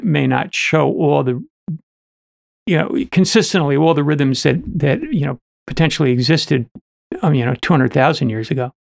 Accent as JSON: {"language": "English", "region": "New Jersey", "country": "United States", "said": "I was from New, N, uh, New Jersey"}